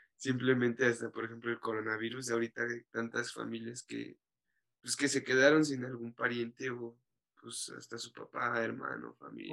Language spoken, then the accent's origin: Spanish; Mexico; como mexicano nuestra cultura nos da la religión católica